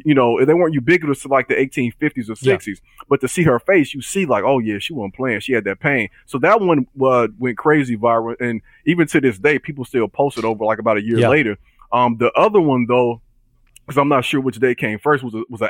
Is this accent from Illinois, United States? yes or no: yes; Chicago, Illinois, United States; I come from Chicago